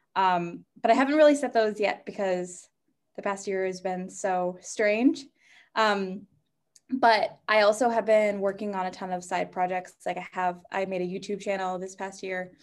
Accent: New Hampshire, United States; moved away as an adult; now in Boston, United States; I'm from New Hampshire, but I have been in Boston since I was eighteen when I went to college there.

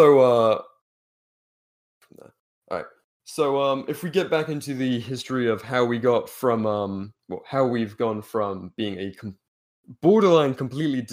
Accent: United Kingdom; we're both British libertarians.

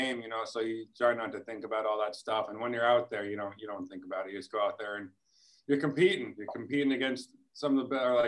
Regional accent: West Coast, United States; moved away; I'm from the West Coast

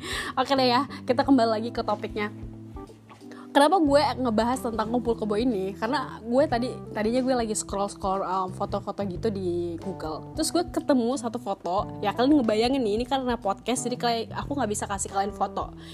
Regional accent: Batam, Riau Islands, Indonesia; pasti udah tahu dong ya kalau gue ini asalnya dari mana gue itu sebelumnya di mana right gue itu sebelumnya di Batam

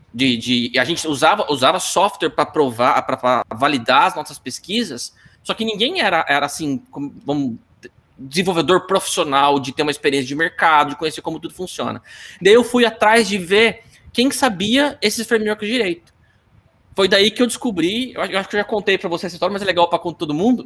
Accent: Apucarana, Paraná, Brazil; moved away as an adult; also born or lived in Londrina; eu sou de Apucarana do Paraná

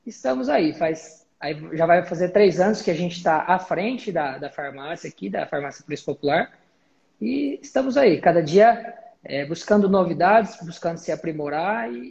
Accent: Monte Aprazível, São Paulo, Brazil; now in Lucas do Rio Verde, Brazil; Cara, eu sou paulista, é, a gente é do interior de São Paulo, uma cidade chamada Monte Aprazível nós nascemos lá, né? Eu e meu irmão.

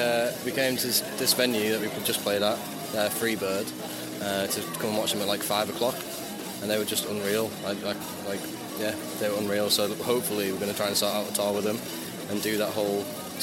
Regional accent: Middlesbrough, North East England, United Kingdom; also born or lived in Yarm; we're from Middlesbrough originally, which is in the northeast of England. There's a little high street town called Yarm, and I lived on a road called in Yarm called Atlas Wynd

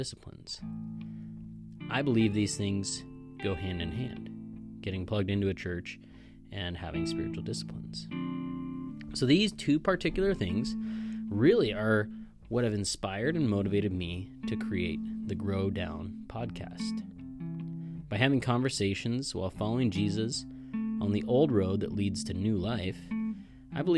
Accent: Kalispell, Montana, United States; I was born and raised in Kalispell, Montana.

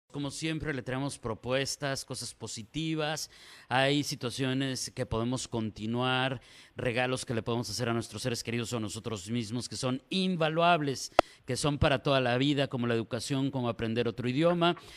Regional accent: Mexico; como decimos acá en México

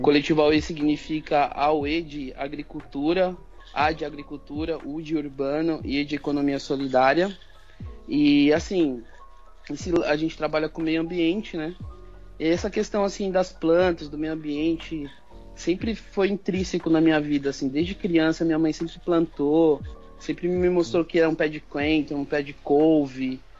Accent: São Paulo, Brazil; nós somos da Zona Sul de São Paulo

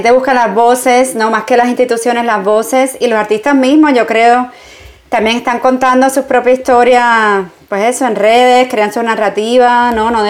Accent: New York, United States; mi juventud es como, no sé, la ciudad, todo el mundo dice, wow, Nueva York, como tan grande.

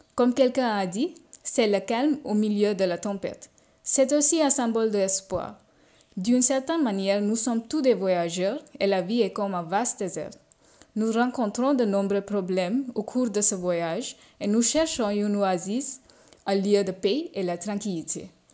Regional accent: India; French is a second language; j'habite en Inde, je suis indienne, je suis une étudiante de français

